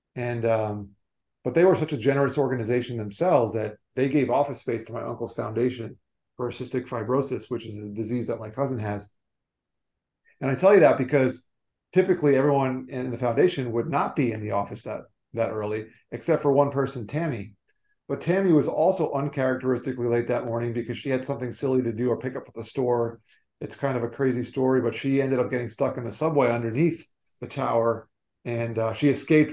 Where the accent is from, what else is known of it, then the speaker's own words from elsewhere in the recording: South Florida, United States; also born or lived in New York; I grew up in South Florida, moved down here when I was three, still live here to this day